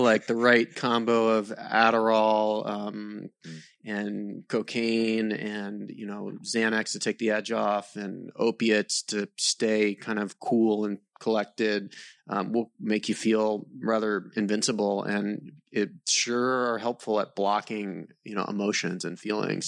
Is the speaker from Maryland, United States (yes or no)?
yes; Maryland, United States; I grew up in Maryland, um, mm. and kind of so, like a mix of like suburban Maryland, just uh, north of DC, so southern Maryland